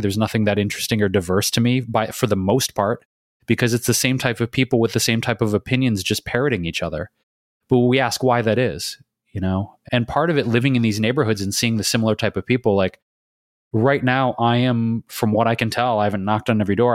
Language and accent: English; Detroit, Michigan, United States; moved away as an adult; also born or lived in Chicago / New York City / Bay Area / London; now in Los Angeles, United States; I grew up in Detroit